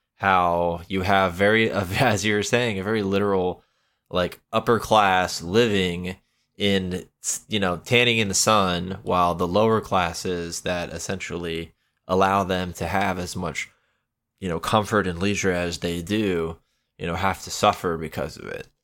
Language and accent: English; Florida, United States; I'm from Florida